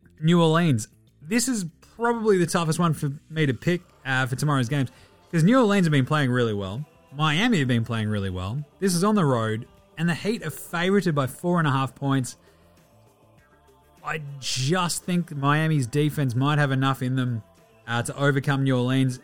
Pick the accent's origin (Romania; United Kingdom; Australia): Australia; we Aussie fans